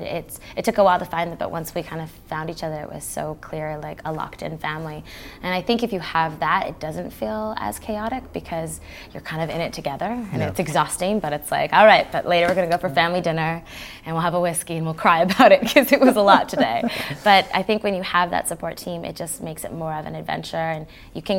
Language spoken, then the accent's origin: English; Canada; being Canadian